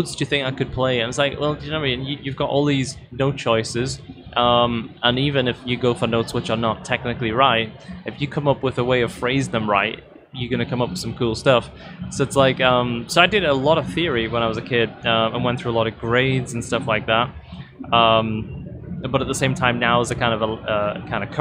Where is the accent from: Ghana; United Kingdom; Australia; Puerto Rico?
United Kingdom; north of the UK, the north of England; I kind of lived in the north of the UK